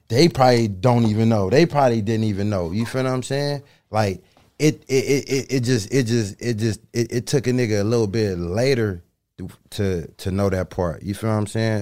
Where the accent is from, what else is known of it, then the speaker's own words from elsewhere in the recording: Los Angeles, California, United States; I'm from LA. I'm from South Central. You know what I'm saying? The Crenshaw District. You know what I'm saying? I grew up on 8th Ave